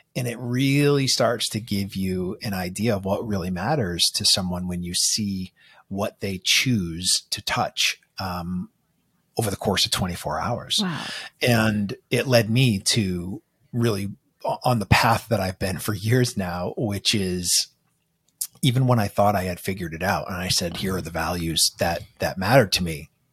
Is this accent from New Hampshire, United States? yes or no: yes; Manchester, New Hampshire, United States; grew up in this sort of small, cold uh, little town where all of our liquor stores are off the highway. Uh, it's in uh, Manchester, New Hampshire